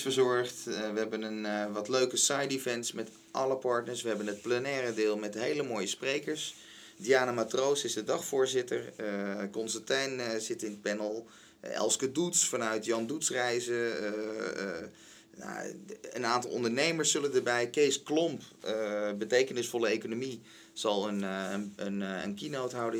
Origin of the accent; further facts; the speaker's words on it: Den Helder, North Holland, Netherlands; ik ben geboren in Den Helder